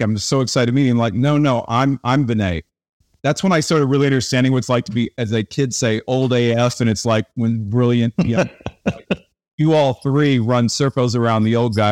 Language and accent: English; Tulsa, Oklahoma, United States; I grew up in Tulsa, Oklahoma